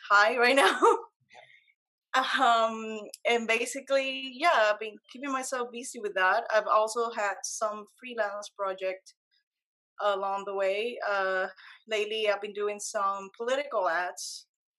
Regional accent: Puerto Rico; moved away as an adult; now in New York, United States; I was born and raised in Puerto Rico

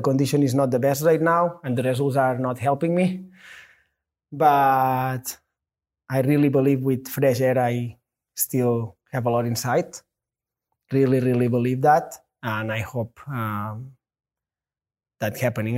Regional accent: Catalonia, Spain; English is a second language; moved away as an adult; now in United States; I'm a Spanish, but I'm American too

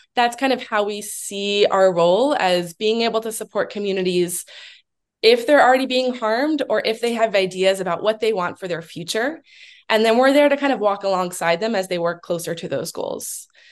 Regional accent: Allentown, Pennsylvania, United States; also born or lived in Washington state; now in Pittsburgh, United States; I am originally from the Philadelphia area, from Allentown, um, but have lived in Pittsburgh for about 10 years, um, as well as lived out in the state of Washington for about seven years

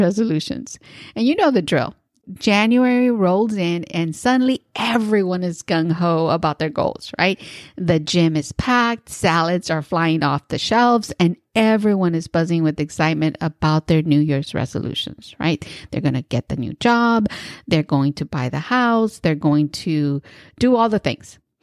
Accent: East Bay, California, United States; I am from the East Bay and my neighbor is San Francisco

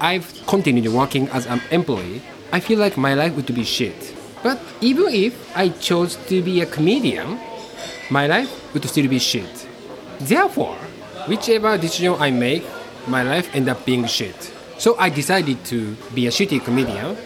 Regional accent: Japan; English is a second language

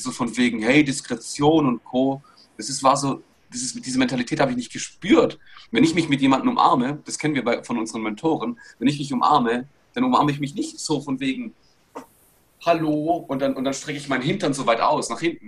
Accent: Bietigheim-Bissingen, Baden-Württemberg, Germany; generell bin ich aus Bietigheim-Bissingen, also Stuttgarter Region, da bin ich geboren worden

